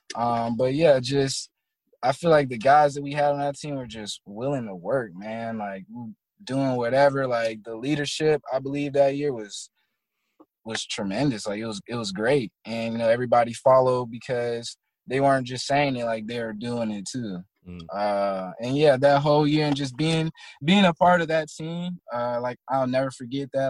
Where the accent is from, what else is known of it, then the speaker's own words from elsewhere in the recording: Tallahassee, Florida, United States; moved away; also born or lived in Virginia; I'm really from Tallahassee